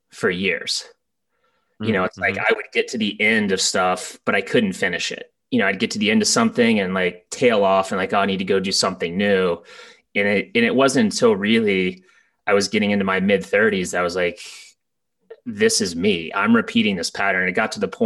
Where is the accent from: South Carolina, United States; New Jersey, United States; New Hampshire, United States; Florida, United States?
Florida, United States; Tallahassee; moved away as an adult; also born or lived in Annapolis, Maryland / Coronado, California; growing up in Tallahassee, smaller town